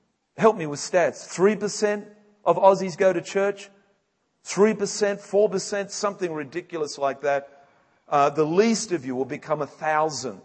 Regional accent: England, United Kingdom; moved away; I'm an Englishman

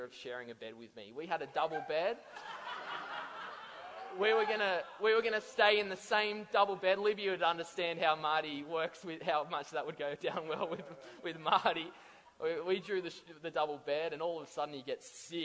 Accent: Central Coast, New South Wales, Australia; I'm from the Central Coast.

